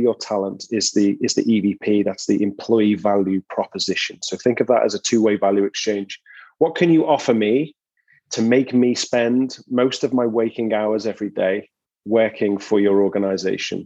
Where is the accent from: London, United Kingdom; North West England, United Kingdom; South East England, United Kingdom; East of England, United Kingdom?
North West England, United Kingdom; Liverpool; moved away as an adult; now in San Diego, United States; I'm from Liverpool in England originally